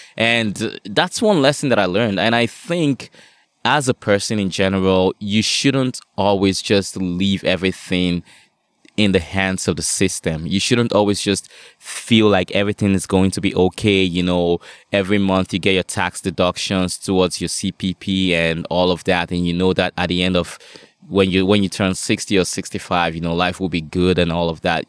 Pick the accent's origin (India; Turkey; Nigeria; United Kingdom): Nigeria; now in Canada; I grew up in Nigeria